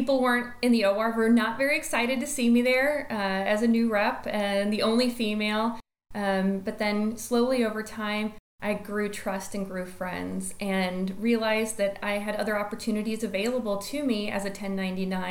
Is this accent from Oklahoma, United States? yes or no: no; Destin, Florida, United States; moved away as an adult; also born or lived in Kansas City, Missouri; just left and fled Destin, Florida, which is my hometown, which I love and adore.